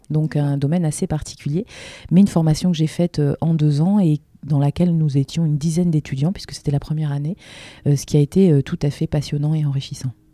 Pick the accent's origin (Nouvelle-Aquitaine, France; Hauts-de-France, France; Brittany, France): Hauts-de-France, France; Lille; en tant que Lilloise